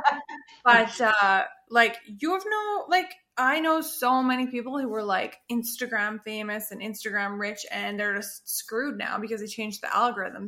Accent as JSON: {"language": "English", "town": "Perth", "region": "Western Australia", "country": "Australia", "tie": "born or raised there", "moved": "yes", "said": "in the town or the city where I was born in Australia, in Perth"}